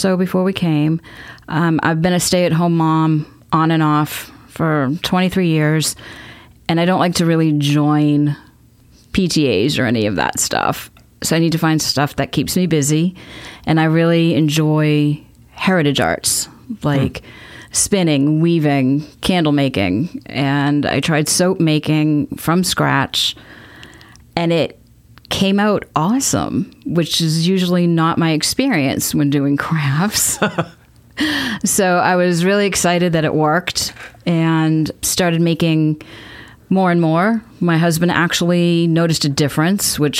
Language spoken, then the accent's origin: English; Salem, Massachusetts, United States; moved away as an adult; also born or lived in Vermont / New Hampshire; now in Mansfield, United States; I grew up in Salem, Massachusetts, right on the coast